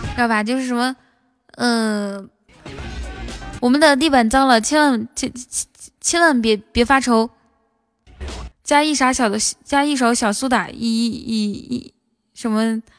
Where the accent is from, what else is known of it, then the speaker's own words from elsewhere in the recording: Inner Mongolia, China; 我内蒙古的